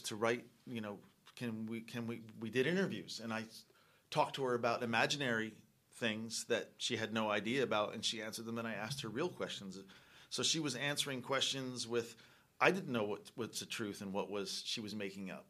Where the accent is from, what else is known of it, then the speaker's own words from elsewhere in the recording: East Coast, United States; we're from the East Coast